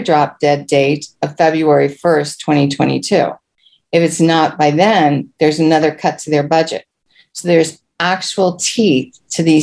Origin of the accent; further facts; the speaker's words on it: Prince George's County, Maryland, United States; Being born and raised in Prince George's County